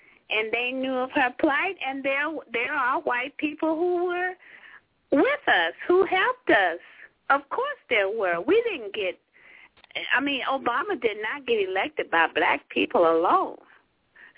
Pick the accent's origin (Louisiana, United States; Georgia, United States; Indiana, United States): Georgia, United States; LaGrange; moved away; also born or lived in the North (US); I grew up in LaGrange, Georgia